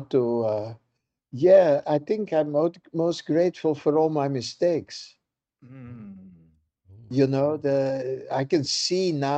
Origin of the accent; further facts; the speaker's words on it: Belgium; moved away; I'm born in Belgium